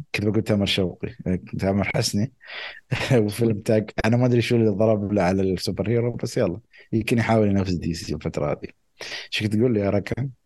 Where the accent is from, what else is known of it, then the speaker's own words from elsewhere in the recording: United Arab Emirates; عندنا بالامارات